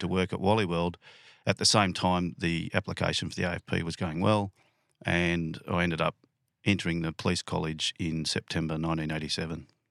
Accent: lower Blue Mountains, New South Wales, Australia; also born or lived in Penrith, New South Wales / Canberra; I grew up in the lower Blue Mountains

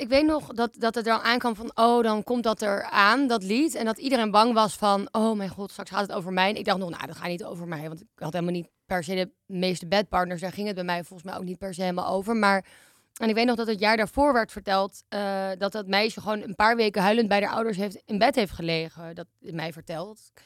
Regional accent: Amsterdam, North Holland, Netherlands; Ik ben 26 en ik kom uit Amsterdam en ik woon in Amsterdam.

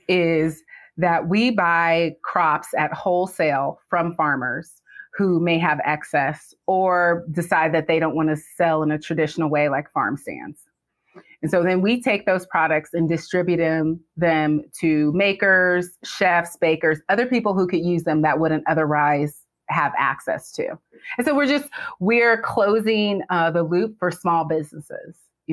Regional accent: California, United States; We're originally from California, or at least I am.

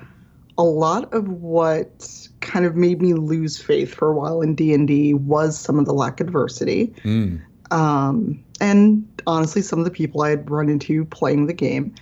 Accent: Chicago, Illinois, United States; I grew up in Chicago South Side as a black person

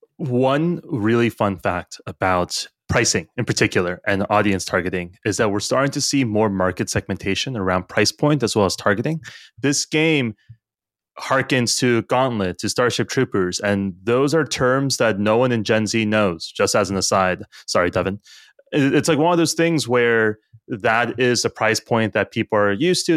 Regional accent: United States; as an American, and I think all of us on the color live in the U S or are American

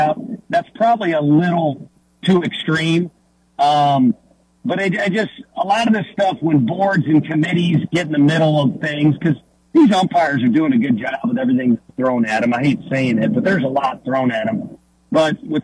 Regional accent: St. Louis, Missouri, United States; From St. Louis, my hometown

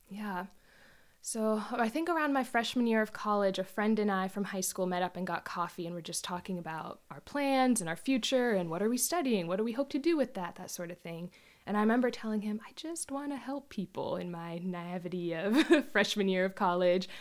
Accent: Jacksonville, Florida, United States; moved away as an adult; now in Port Orchard, United States; I'm originally from Florida, born and raised there, um, lived there most of my life

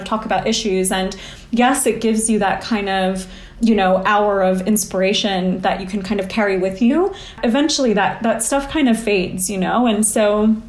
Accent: United States; I grew up in the States, but my family is from India.

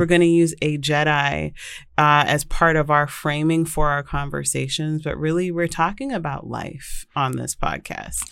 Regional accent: Vancouver, British Columbia, Canada; now in United States; I grew up in Vancouver, British Columbia

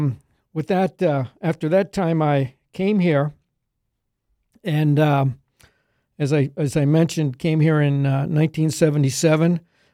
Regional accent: Middletown, Pennsylvania, United States; I grew up in Pennsylvania near Middletown, which is between Harrisburg and Hershey, small farm there.

